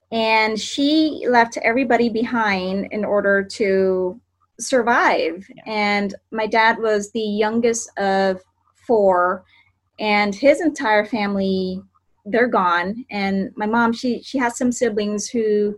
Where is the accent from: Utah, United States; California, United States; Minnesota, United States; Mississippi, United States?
California, United States; Long Beach; moved away as an adult; also born or lived in Cambodia / Philadelphia, Pennsylvania / Portland, Oregon; now in Tri-Cities, Washington, United States; I grew up in Long Beach, California.